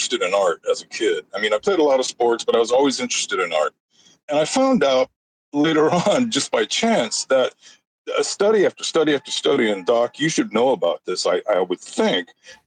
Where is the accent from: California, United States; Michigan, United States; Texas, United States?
California, United States; Los Angeles; I grew up in East L.A.